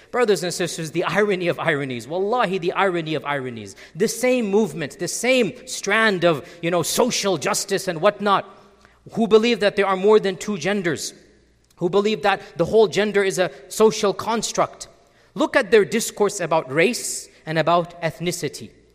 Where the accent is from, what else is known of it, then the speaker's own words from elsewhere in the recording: United States; as Americans